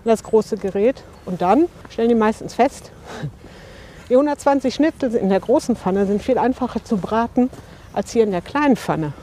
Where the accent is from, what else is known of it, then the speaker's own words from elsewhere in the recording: Bochum, North Rhine-Westphalia, Germany; moved away as an adult; now in Bottrop, Germany; wohne seit 2012 in Bottrop, bin gebürtige Bochumerin